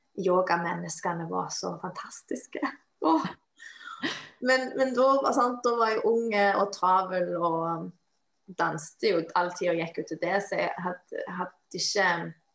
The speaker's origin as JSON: {"language": "Norwegian", "region": "Western Norway", "country": "Norway", "moved": "yes", "said": "jeg kommer fra Vestlandet"}